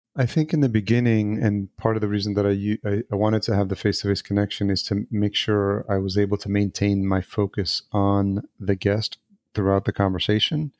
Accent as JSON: {"language": "English", "country": "El Salvador", "tie": "born or raised there", "said": "I was born in El Salvador as well."}